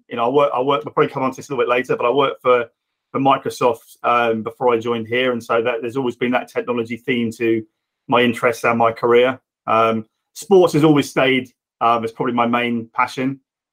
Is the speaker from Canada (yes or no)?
no; Reading, South East England, United Kingdom; I'm Reading born and bred and still here, sadly. So I'm from the area and still work